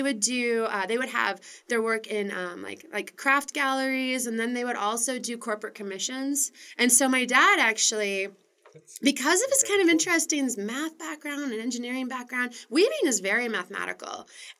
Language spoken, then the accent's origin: English; Missouri, United States; also born or lived in Wisconsin; now in Portland, United States; I was born in Wisconsin. Okay. And then my Weaver parents moved us to a tiny little town 2 hours outside of St. Louis.